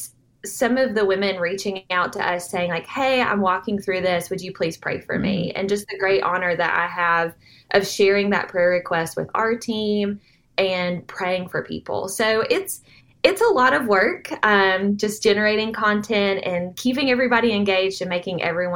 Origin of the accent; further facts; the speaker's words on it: Nashville, Tennessee, United States; I grew up around Nashville. I like to call myself a Nashville native